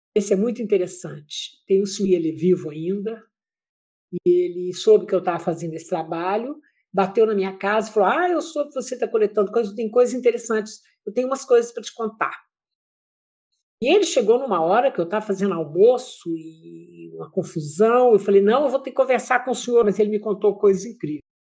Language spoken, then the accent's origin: Portuguese; Pará de Minas, Minas Gerais, Brazil; now in Ouro Preto, Brazil; eu nasci em Pará de Minas, que é uma cidade do Oeste Mineiro